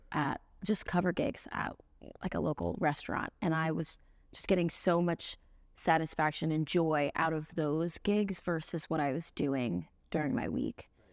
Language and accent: English; Central Florida, United States; now in Nashville, United States; I grew up in Florida, playing at beach bars and, and weddings